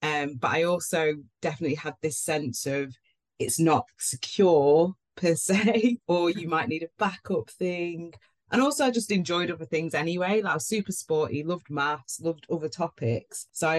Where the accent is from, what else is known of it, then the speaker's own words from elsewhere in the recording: Manchester, North West England, United Kingdom; Yeah, I'm cool. Proper Manc.